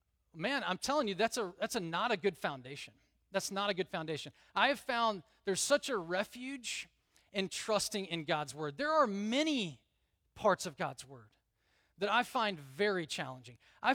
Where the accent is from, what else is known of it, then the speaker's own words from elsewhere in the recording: the South, United States; I grew up in the South. There's a lot of things that are not in the Bible that I thought were in the Bible